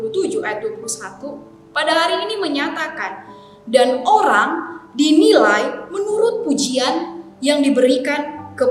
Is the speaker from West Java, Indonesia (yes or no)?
no; Makassar, South Sulawesi, Indonesia; now in Jakarta, Indonesia; saya ini orang Makassar yang saat ini melayani di Jakarta. Jadi ya hitung-hitung sudah lama juga tidak pulang kampung begitu ya. Dan saya merindukan akan jajanan kota Makassar.